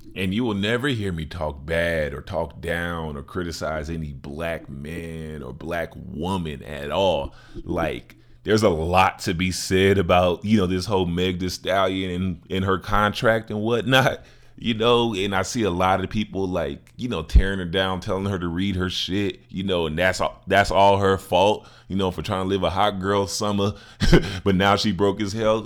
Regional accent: Chicago, Illinois, United States; my hometown, Chicago

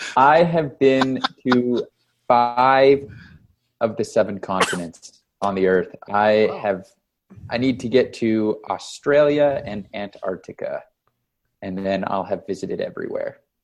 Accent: Canada; now in Las Vegas, United States; I'm from Canada.

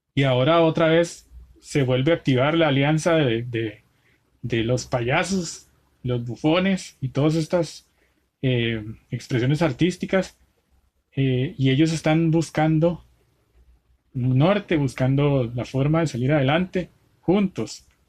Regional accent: Costa Rica; yo que soy tico

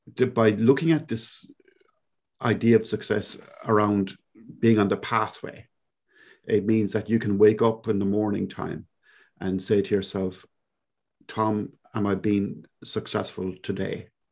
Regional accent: Cork, Munster, Ireland; accent: Cork; moved away as an adult; now in New Zealand; I grew up in, uh, a little place in Ireland, in the southern coast of Ireland, uh, down in Cork, of all places. So for those of you who are connoisseurs of accents, this is indeed a Cork accent.

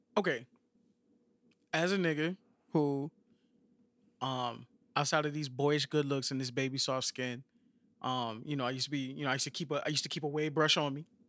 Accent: Miami, Florida, United States; I'm from Miami

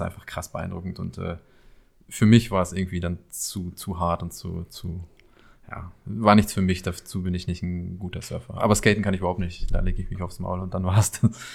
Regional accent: Paderborn, North Rhine-Westphalia, Germany; accent: East Westphalian; now in Berlin, Germany; wir in Paderborn sprechen keinen Dialekt oder sonst was

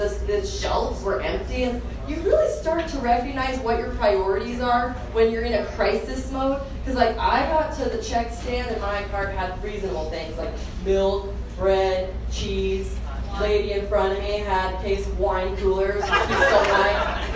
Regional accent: Boise, Idaho, United States; I'm right here where I was born and raised in Boise, Idaho

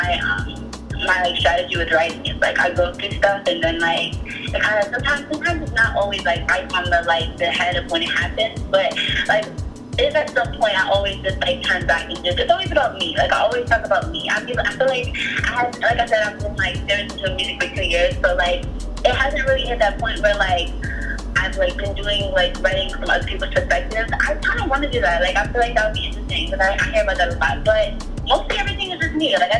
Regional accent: New York City, New York, United States; I'm from the Bronx in New York City

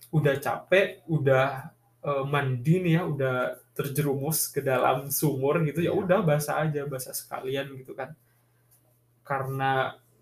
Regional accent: Bangkalan, East Java, Indonesia

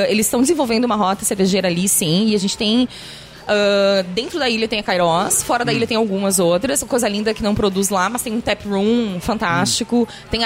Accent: Passo Fundo, Rio Grande do Sul, Brazil; Eu diminuí, eu acho, um pouquinho. Mas quando eu vou pra Passo Fundo

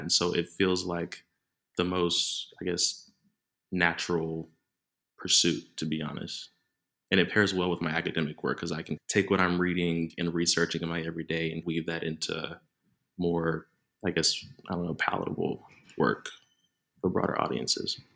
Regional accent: Dallas, Texas, United States; moved away as an adult; now in Manchester, United Kingdom; I grew up in Dallas, Texas

